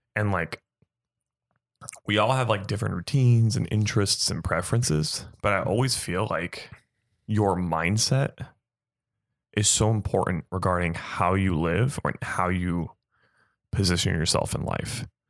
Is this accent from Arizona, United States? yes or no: yes; Gilbert, Arizona, United States; born and raised in Arizona